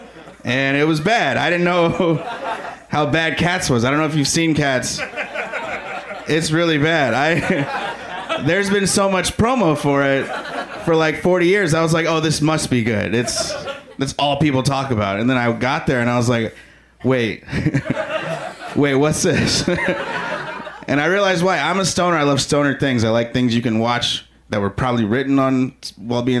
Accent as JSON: {"language": "English", "town": "Chicago", "region": "Illinois", "country": "United States", "said": "I am from Chicago"}